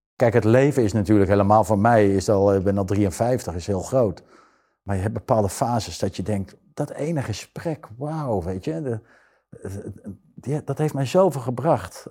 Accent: Zeist, Utrecht, Netherlands; ik ben wel geboren in Utrecht, maar ik kom uit een heel beschermd gezin uit Zeist

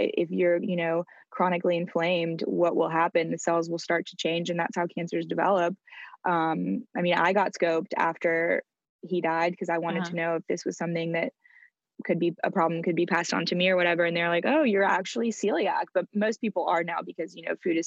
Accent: France; moved away; I grew up in France

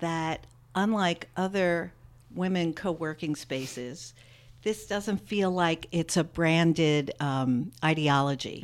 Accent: New York City, New York, United States; I grew up in New York City and I, where I still live

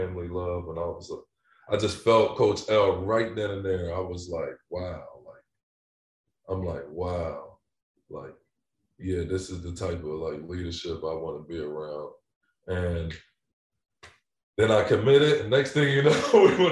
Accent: New Jersey, United States; moved away as an adult; now in Denver, United States; I'm from New Jersey

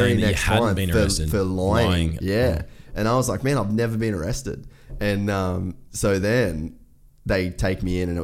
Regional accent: Australia; I don't have a Texas license, like I'm Australian, I'm just here on holidays

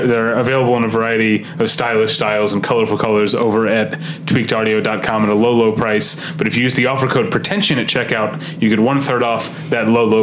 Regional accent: St. Louis, Missouri, United States; now in Los Angeles, United States; St. Louis, Missouri, my hometown

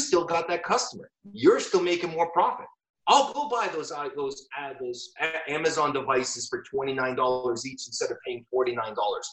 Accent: Canada; I am so Canadian.

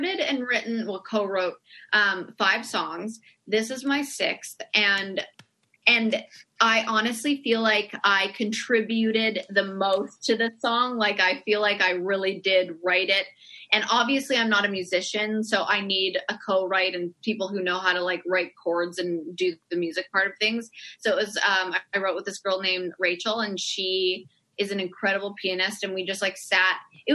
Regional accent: Canada

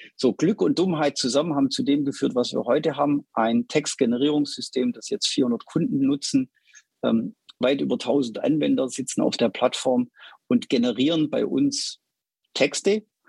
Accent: Stuttgart, Baden-Württemberg, Germany; ich bin in Stuttgart groß geworden. Man hört es, glaube ich, hin und wieder raus.

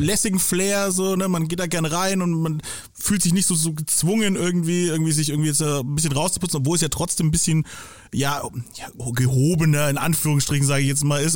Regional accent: Franconia, Germany; also born or lived in Nuremberg; als Bewohner dieser Stadt oder auch als Franke

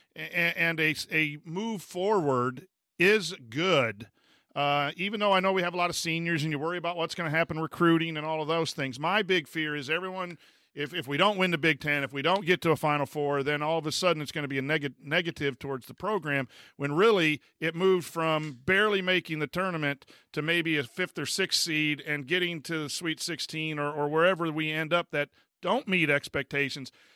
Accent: La Porte, Indiana, United States; moved away; my hometown, so I'm gonna go see my mom for breakfast

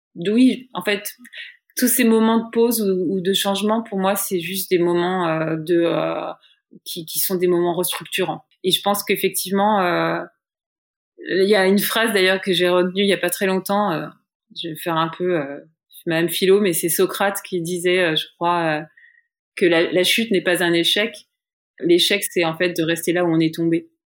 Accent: France; moved away as an adult; now in New York, United States; en tant que française

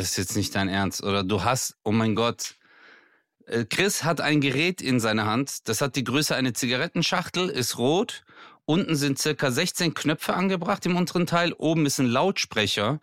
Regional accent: Bad Urach, Baden-Württemberg, Germany; meine Heimat, Bad Urach

